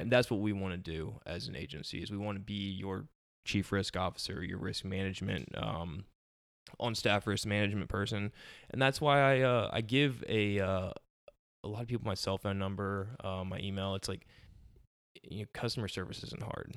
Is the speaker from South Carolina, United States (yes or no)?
yes; Beaufort, South Carolina, United States; moved away as an adult; now in Somerville, United States; I'm from Beaufort, South Carolina originally, so, uh, consider myself a low country native